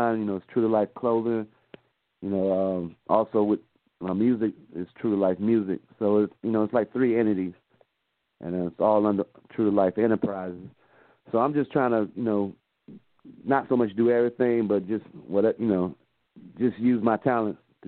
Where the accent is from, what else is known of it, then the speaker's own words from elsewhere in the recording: Virginia, United States; now in Atlanta, United States; I'm originally from Virginia